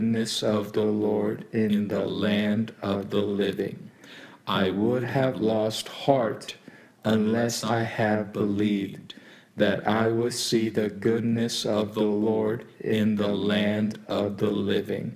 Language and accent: English; Walnut Creek, California, United States; I'm from Walnut Creek